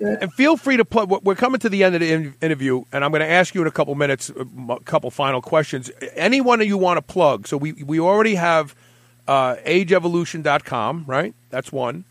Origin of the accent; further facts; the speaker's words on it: New York City, New York, United States; growing up in Brooklyn.